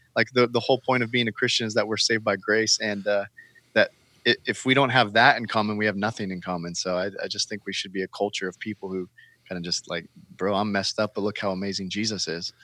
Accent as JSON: {"language": "English", "region": "California", "country": "United States", "tie": "born or raised there", "moved": "yes", "lives_now": "Portland, United States", "said": "I live here in Portland. I'm born and raised in California."}